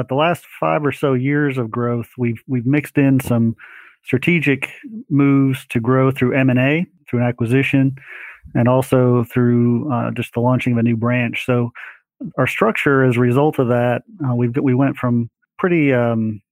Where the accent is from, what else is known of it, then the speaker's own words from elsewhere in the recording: Greenville, South Carolina, United States; also born or lived in Rockford, Illinois; Family moved down to Greenville, South Carolina when I was 9 years